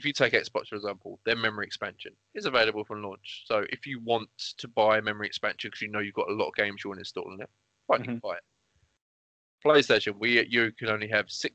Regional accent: England, United Kingdom; I'm English. I'm British. Come from England

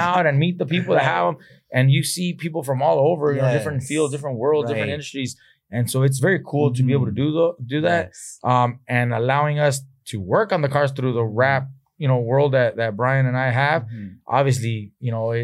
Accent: Oxnard, California, United States; I grew up in Oxnard and that my parents picked strawberries right outside of these fields

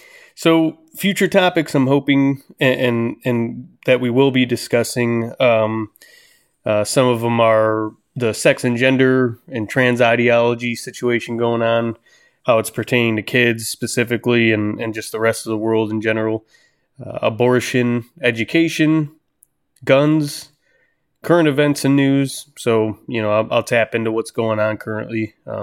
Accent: Cleveland, Ohio, United States; My professional background, I grew up in Cleveland, Ohio.

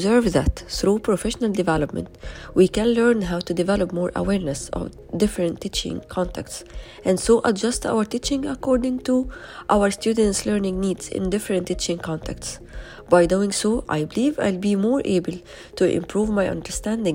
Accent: Egypt; from Egypt

